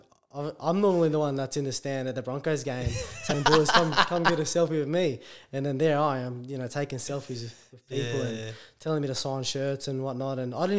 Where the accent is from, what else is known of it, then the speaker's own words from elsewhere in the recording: Australia; also born or lived in Port Moresby, Papua New Guinea; Yeah, I was born in Papua New Guinea, but moved to Australia when I was like a one.